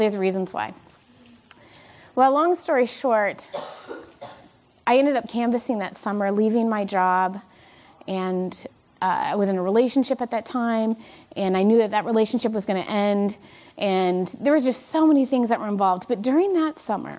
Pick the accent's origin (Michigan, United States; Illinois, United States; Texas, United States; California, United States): Michigan, United States; I am from Michigan